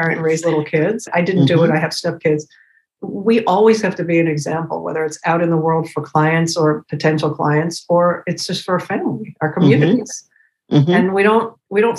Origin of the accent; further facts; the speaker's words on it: New York City, New York, United States; growing up in Manhattan in school with all girls